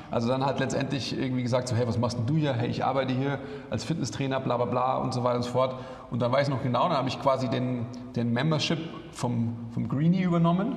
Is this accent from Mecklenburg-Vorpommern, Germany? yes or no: no; Munich, Bavaria, Germany; ich bin ja eigentlich Münchner oder im Münchner Umland aufgewachsen